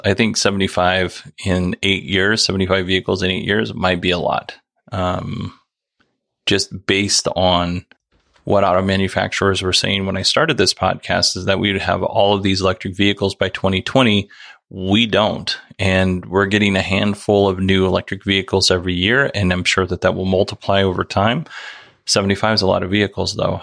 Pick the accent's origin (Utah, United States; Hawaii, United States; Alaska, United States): Alaska, United States; Nikiski; moved away as an adult; also born or lived in Soldotna, Alaska; Most of the first 21 years of my life, I lived in Nikiski, and I lived all of those 21 years in Alaska